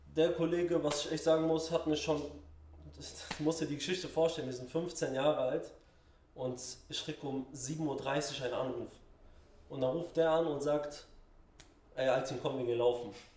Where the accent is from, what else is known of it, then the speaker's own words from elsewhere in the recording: Mainz, Rhineland-Palatinate, Germany; moved away as an adult; now in Berlin, Germany; ich bin in Finden aufgewachsen.